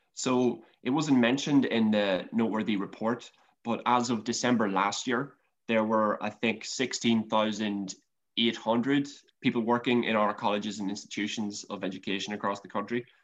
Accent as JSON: {"language": "English", "region": "County Monaghan", "country": "Ireland", "tie": "born or raised there", "said": "looking at my own county, County Monaghan"}